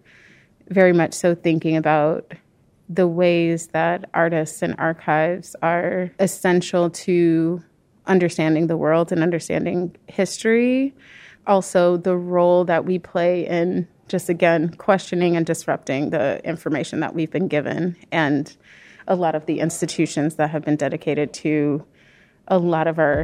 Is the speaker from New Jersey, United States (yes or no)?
no; Peoria, Illinois, United States; moved away as an adult; also born or lived in California; now in Chicago, United States; I was born and raised in Peoria, Illinois, the heart of Illinois, but I've been in Chicago for the past 15 years